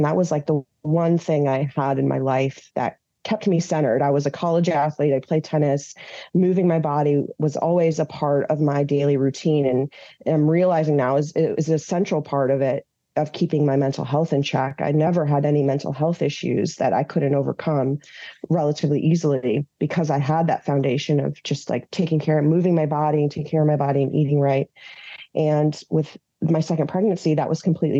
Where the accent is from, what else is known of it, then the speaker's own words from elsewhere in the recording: Minnesota, United States; moved away as an adult; now in Washington, D.C., United States; I was born in D.C. to Iranian immigrants. I grew up in Minnesota and then came back to DC in 2004